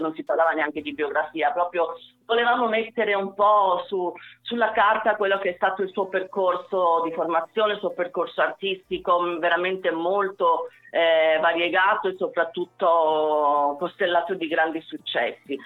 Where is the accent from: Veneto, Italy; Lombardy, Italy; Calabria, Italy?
Calabria, Italy; Mendicino; also born or lived in Cosenza; Mendicino che tra l'altro è anche stata la, la mia città, io sono nata a Cosenza, eh, mia madre era originaria di Mendicino